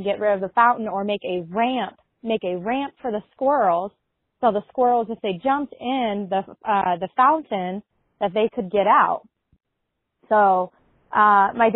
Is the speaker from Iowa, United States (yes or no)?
yes; Iowa, United States; we're from Iowa